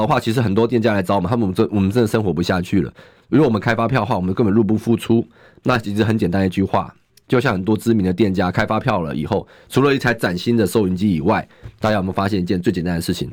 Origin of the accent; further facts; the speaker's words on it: Zhonghe, New Taipei, Taiwan; 我从小就在中和长大，我中和的路比他们熟，中和需要的建设比他们熟